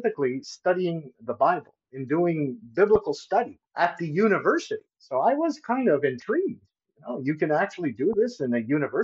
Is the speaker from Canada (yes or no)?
yes; Montreal, Quebec, Canada; I'm originally from Montreal